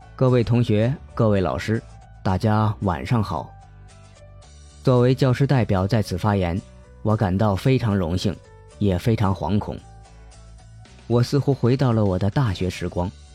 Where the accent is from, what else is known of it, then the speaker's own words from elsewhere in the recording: Hunan, China; accent: cannot distinguish front and back nasals; 我是湖南人，区分不了前后鼻音